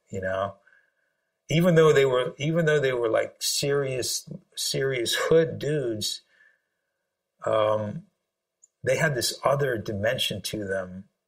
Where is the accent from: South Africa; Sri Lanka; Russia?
Sri Lanka; moved away; I'm originally from Sri Lanka